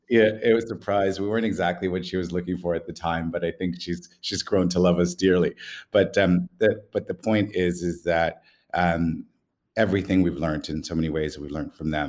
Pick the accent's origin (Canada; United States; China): Canada; we're Canadian